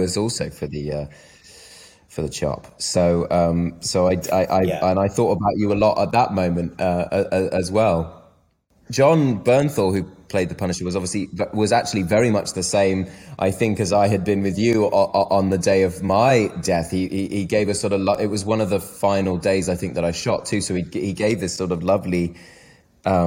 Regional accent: United Kingdom; I'm very British.

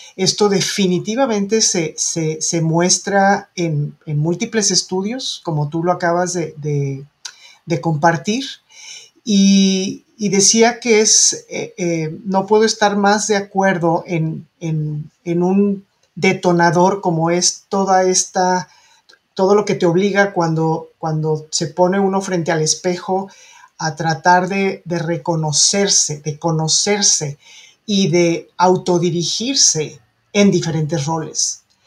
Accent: Mexico

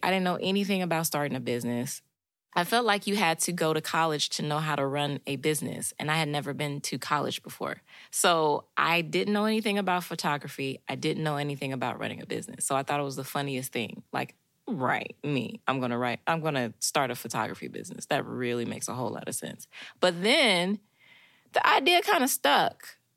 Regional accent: Chicago, Illinois, United States; now in Knoxville, United States; I'm from Chicago, Illinois, so I'm definitely not from the South

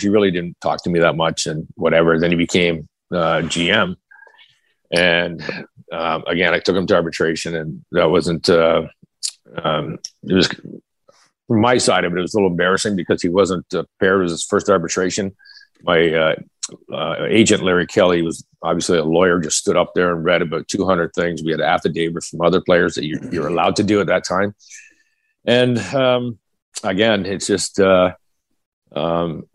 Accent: Kingston, Ontario, Canada; growing up in Kingston, I played defense

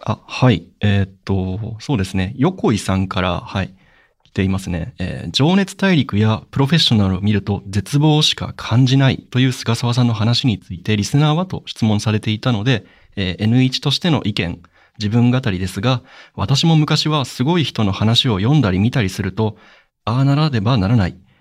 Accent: Sapporo, Hokkaido, Japan; moved away; 僕も札幌出身なんですけど、僕南区っていう、これ結構山が多いところ

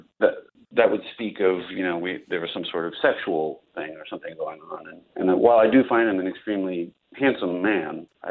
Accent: Virginia, United States; I grew up in Virginia

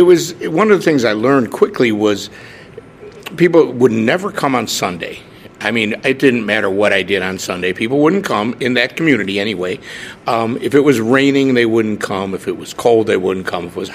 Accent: Chicago, Illinois, United States; moved away as an adult; also born or lived in Lakeland, Florida; I grew up in Chicago. I was born in Chicago, grew up in the near suburbs

